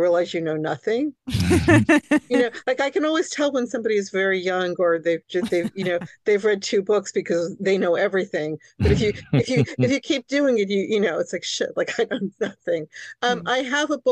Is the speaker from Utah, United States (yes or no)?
no; New York City, New York, United States; first language Hungarian; English is a second language; I was born in New York City to very, very recent immigrants